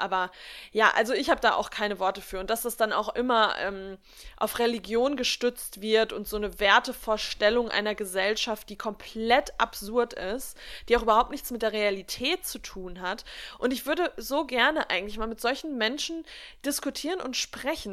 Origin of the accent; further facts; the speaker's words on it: Germany; bei uns in Deutschland